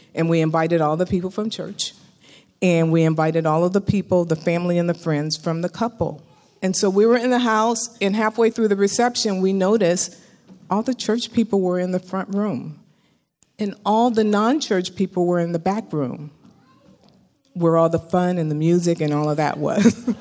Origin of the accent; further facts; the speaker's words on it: Bay Area, California, United States; I grew up in the Bay Area.